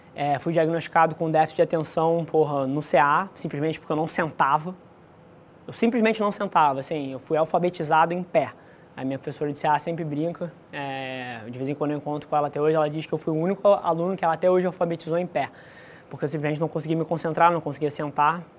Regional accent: Rio de Janeiro, Brazil; Nasci aqui no Rio de Janeiro, é, filho de mãe solteira, criado na casa dos meus avós

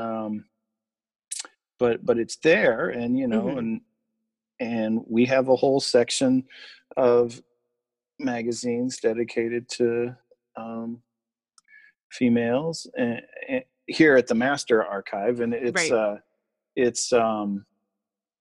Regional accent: Kansas, United States; where I grew up in Kansas

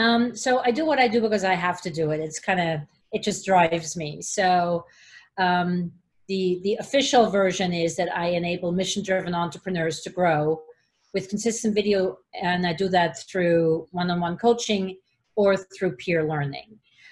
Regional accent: Switzerland; English is a second language; And I come in from Switzerland, and it was like, you know, I'm going to be here only for one semester.

